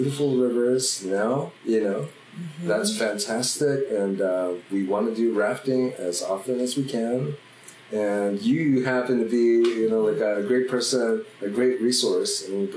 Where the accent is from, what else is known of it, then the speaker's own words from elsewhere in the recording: Philippines; also born or lived in Oakland, California; now in Ashland, United States; growing up in the Philippines with my dad taking us